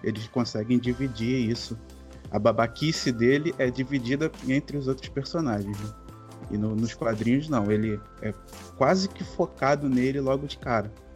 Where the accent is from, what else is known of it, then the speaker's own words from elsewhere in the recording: Rio de Janeiro, Brazil; Sou, sou, do Rio de Janeiro